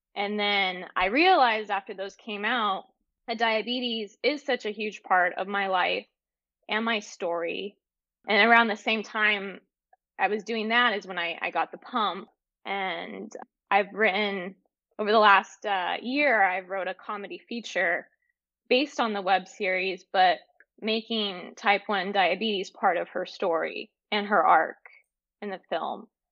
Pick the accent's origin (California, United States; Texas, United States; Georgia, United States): California, United States; Northern; I grew up in Northern California